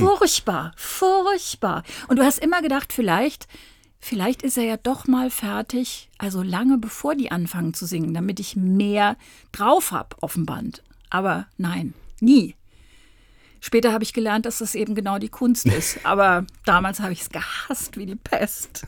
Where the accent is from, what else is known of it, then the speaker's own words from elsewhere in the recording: Kassel, Hesse, Germany; moved away; In Kassel, ich komme aus Kassel